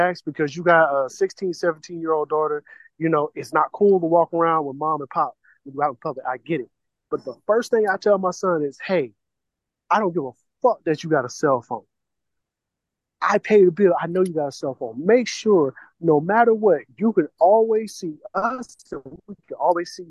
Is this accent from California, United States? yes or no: no; Jacksonville, Florida, United States; moved away; my hometown of Jacksonville, Florida